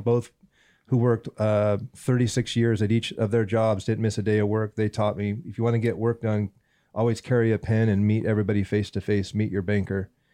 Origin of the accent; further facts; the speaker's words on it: Southern California, United States; also born or lived in Northern Bay Area, California; Born and, born and raised in California, Southern California.